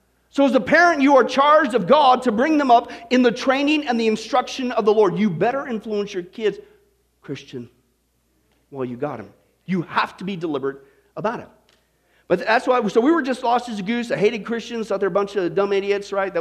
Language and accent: English; Kansas, United States; we grew up in the Kansas, kind of out in the middle of nowhere